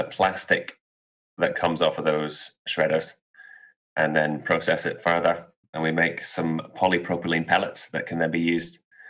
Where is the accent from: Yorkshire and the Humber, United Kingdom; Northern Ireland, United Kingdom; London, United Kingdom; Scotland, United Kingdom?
Scotland, United Kingdom; Aberdeen; also born or lived in Edinburgh; now in Manchester, United Kingdom; I'm from Aberdeen, currently living in Manchester.